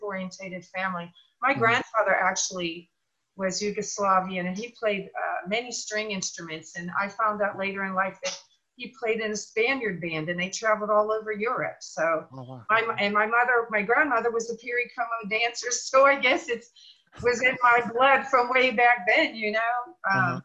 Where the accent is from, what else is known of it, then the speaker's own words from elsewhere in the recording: Pittsburgh, Pennsylvania, United States; I'm originally from Pittsburgh, Pennsylvania